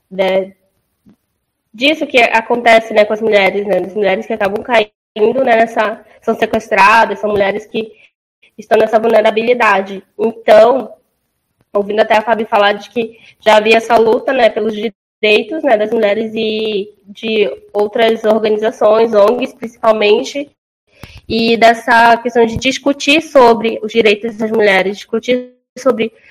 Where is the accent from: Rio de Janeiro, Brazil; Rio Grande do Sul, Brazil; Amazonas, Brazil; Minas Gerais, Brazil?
Amazonas, Brazil; Manaus; como eu vim de Manaus e eu vim da periferia